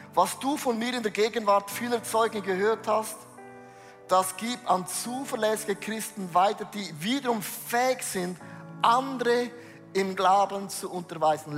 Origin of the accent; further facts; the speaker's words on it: Switzerland; ich bin ein Schweizer